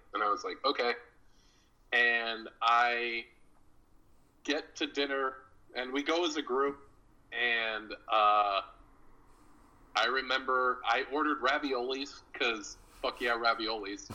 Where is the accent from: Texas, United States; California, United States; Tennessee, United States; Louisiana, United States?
California, United States; Hollister; also born or lived in Fresno, California / Vallejo, California / West Palm Beach, Florida; now in Portland, United States; I've lived in my hometown Hollister